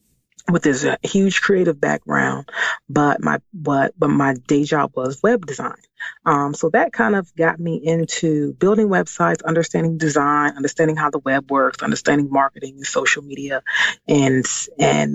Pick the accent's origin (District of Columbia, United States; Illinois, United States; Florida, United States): District of Columbia, United States; Washington; moved away as an adult; now in Maryland, United States; I was born and raised in Washington, D.C., and I currently live in Maryland